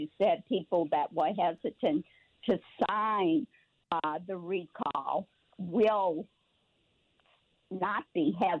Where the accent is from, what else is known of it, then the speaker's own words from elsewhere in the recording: New Orleans, Louisiana, United States; I was born in New Orleans at Baptist Hospital.